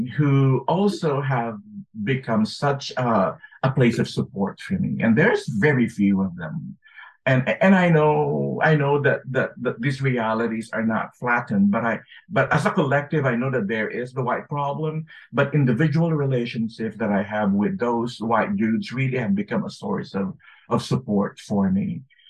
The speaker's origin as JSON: {"language": "English", "country": "Philippines", "tie": "born or raised there", "moved": "as an adult", "lives_now": "United States", "said": "when I was growing up in the Philippines, and then when I moved to the U.S. to study."}